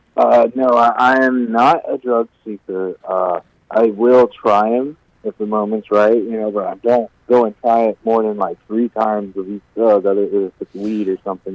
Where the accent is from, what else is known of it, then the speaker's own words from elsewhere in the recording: Virginia, United States; moved away as an adult; now in Watertown, United States; I'm actually from Virginia